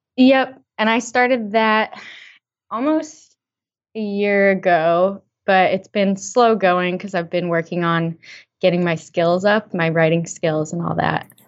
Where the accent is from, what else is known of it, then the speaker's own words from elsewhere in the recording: Western Massachusetts, United States; I lived in Western Mass, you know, my whole growing up life.